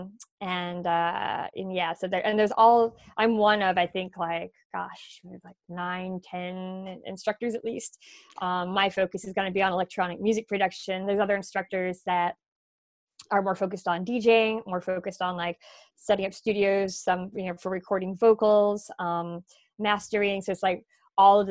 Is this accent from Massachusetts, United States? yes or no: yes; Massachusetts, United States; moved away as an adult; also born or lived in North Carolina; I'm very much from Massachusetts, but I did live for 4 years recently in North Carolina